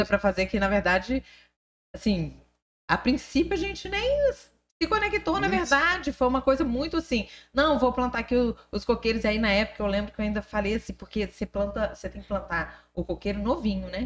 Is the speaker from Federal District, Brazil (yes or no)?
yes; Brasília, Federal District, Brazil; born or raised there; moved away as an adult; also born or lived in Rio de Janeiro / Palmas, Tocantins; now in Tocantins, Brazil